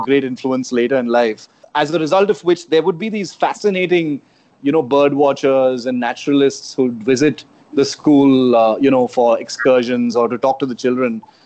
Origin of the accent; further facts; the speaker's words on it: Chennai, Tamil Nadu, India; first language Konkani; English is a second language; moved away as an adult; also born or lived in Karnataka; I spent all my growing up years in uh, Chennai, which was called uh, Madras at that time